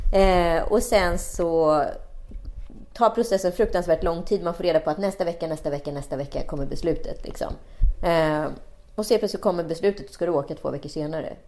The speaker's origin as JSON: {"language": "Swedish", "country": "Sweden", "said": "vi svenskar"}